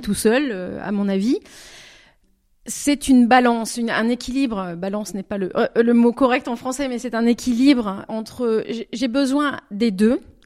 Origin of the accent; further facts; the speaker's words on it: Bordeaux, Nouvelle-Aquitaine, France; first language French; moved away as an adult; also born or lived in Lisieux, Normandy; now in Zurich, Switzerland; je me sens vraiment du sud, du sud-ouest, parce que j'ai grandi, j'ai, oui, j'ai grandi à Bordeaux